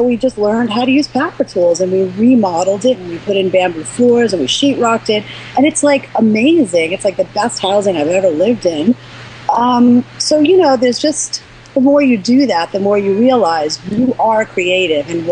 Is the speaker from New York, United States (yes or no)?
yes; New York, United States; moved away; we're from New York.